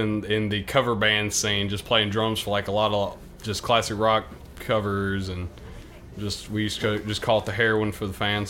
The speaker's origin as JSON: {"language": "English", "town": "Union", "region": "Mississippi", "country": "United States", "tie": "born or raised there", "said": "So I grew up about 15 minutes south of Philadelphia in Union, Mississippi. It's a little one stoplight town."}